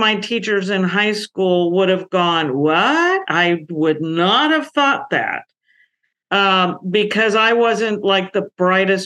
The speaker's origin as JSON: {"language": "English", "area": "San Francisco Bay Area", "region": "California", "country": "United States", "tie": "born or raised there", "said": "I grew up in the 1960s in the San Francisco Bay Area, California"}